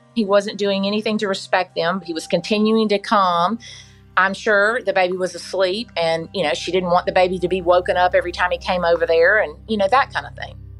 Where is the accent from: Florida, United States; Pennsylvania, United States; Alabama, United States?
Alabama, United States; Mobile; I was born and raised here in Mobile